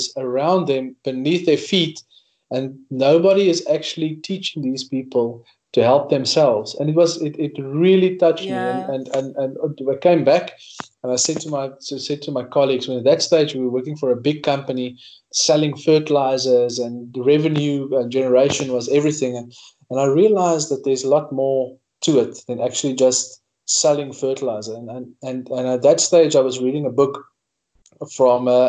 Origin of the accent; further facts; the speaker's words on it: Northern Cape, South Africa; I grew up in the Northern Cape